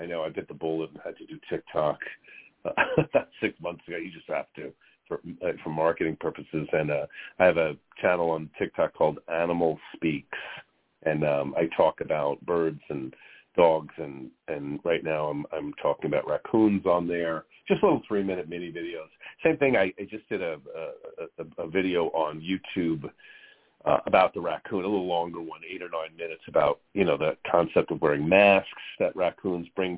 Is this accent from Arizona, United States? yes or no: no; New York, United States; I grew up in New York